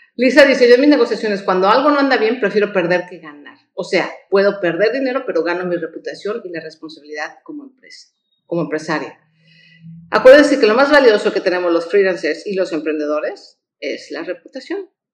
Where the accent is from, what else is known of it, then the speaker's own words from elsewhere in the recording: Mexico; como mexicanos